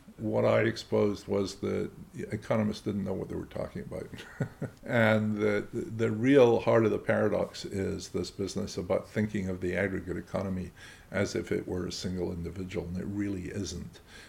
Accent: Scotland, United Kingdom; I'm a Scot and I really care about what happens in Scotland.

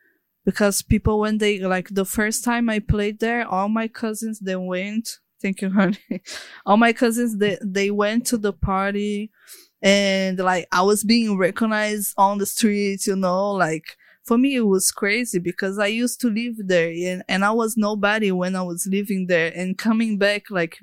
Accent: Natal, Rio Grande do Norte, Brazil; also born or lived in Sao Paulo; Actually, it was like, I was born in Sao Paulo. But all my family is from Natal, you know?

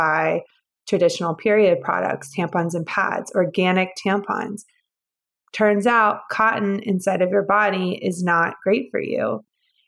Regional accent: Georgia, United States; moved away as an adult; also born or lived in San Francisco; I'm originally from Georgia

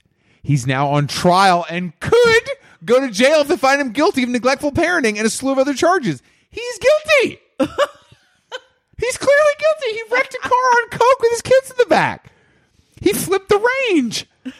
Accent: Byron Bay, New South Wales, Australia; I'm from Byron Bay.

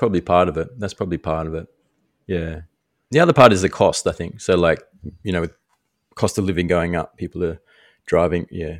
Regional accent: Darwin, Northern Territory, Australia; But we grew up in Darwin. Like, how many iced coffees did you have when you were a teenager?

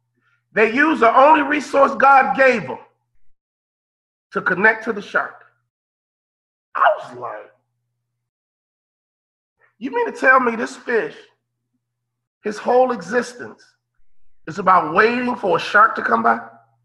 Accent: Chicago, Illinois, United States; I'm from Chicago, Midwest guy

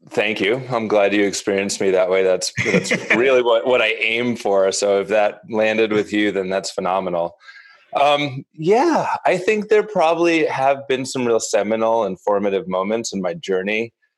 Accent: Northeast, United States; also born or lived in New York City; I grew up in the Northeast and a relatively privileged, insular upbringing.

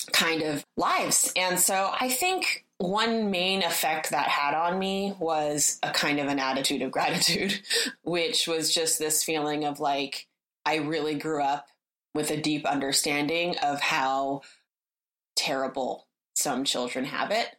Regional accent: Berkeley, California, United States; moved away as an adult; also born or lived in Florence, Italy; I grew up in Berkeley, in Berkeley, California, which is, you know, in the Bay Area

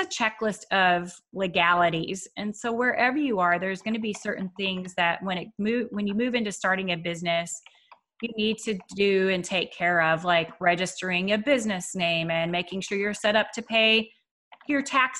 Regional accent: Waco, Texas, United States; I grew up in Waco, Texas in the US

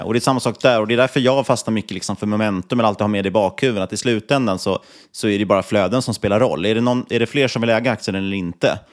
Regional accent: Sweden; man var från Sverige

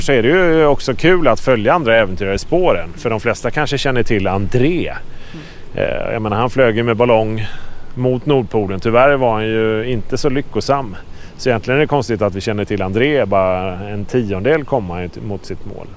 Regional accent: Sweden; moved away; Det var här jag växte upp

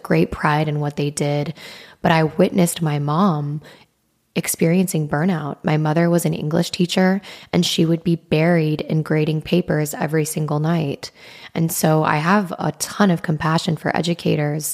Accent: Wyoming, United States; growing up in the Midwest in Wyoming

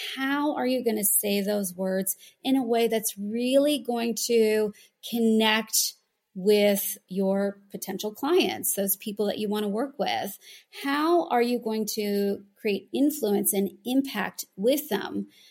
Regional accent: United States; moved away as an adult; now in Sydney, Australia; I'm American

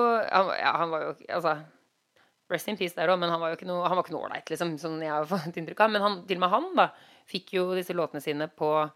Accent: Norway; moved away as an adult; now in Los Angeles, United States; vi er nordmenn

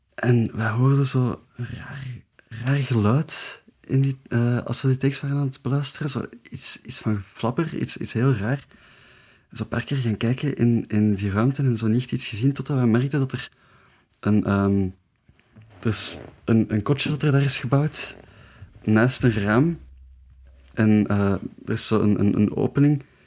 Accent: Leuven, Flanders, Belgium; ik ben van Leuven

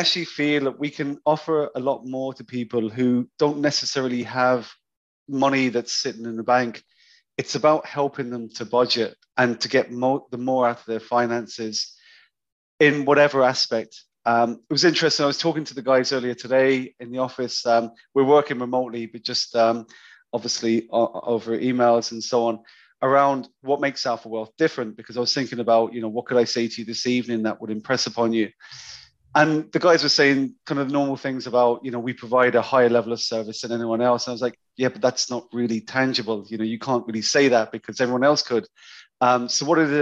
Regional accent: London, United Kingdom; moved away as an adult; also born or lived in Cyprus; now in Cork, Ireland; I grew up in London.

